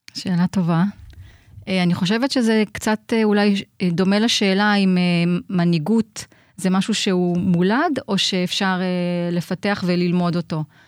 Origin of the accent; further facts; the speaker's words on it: Haifa, Haifa District, Israel; also born or lived in Nigeria; אני חיפאית אה, כל חיי, אה, חוץ מארבע שנים בילדות שבהן גדלתי בניגריה.